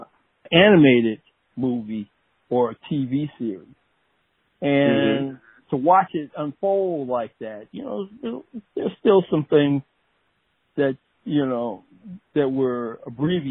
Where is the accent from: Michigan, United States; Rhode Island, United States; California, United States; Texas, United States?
Michigan, United States; Detroit; I grew up in Detroit, Michigan.